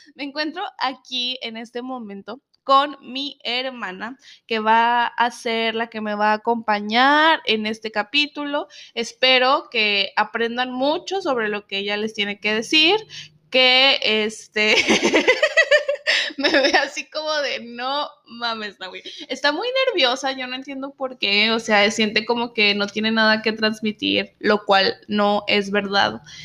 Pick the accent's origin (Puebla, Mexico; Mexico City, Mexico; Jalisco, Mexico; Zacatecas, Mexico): Zacatecas, Mexico; now in United States; somos de Zacatecas